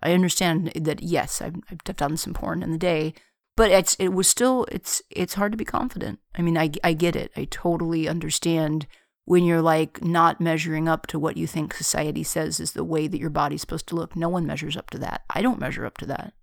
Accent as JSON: {"language": "English", "country": "United States", "said": "I'm an American. I've very rarely had the occasion to travel outside of America"}